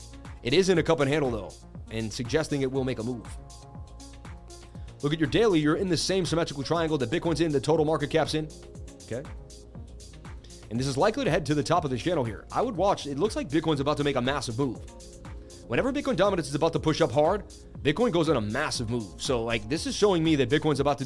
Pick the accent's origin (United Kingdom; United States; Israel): United States; Boston, Massachusetts; I grew up in Boston where we did the Freedom Trail